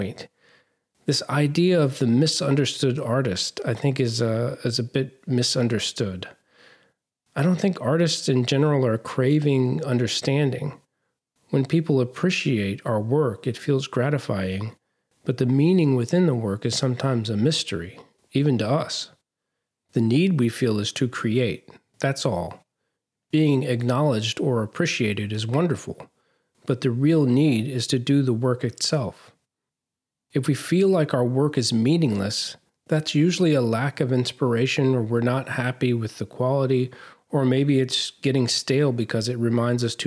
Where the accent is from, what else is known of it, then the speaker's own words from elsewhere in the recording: southeastern Virginia, United States; accent: Southern; I'm from Virginia, southeastern Virginia, almost North Carolina.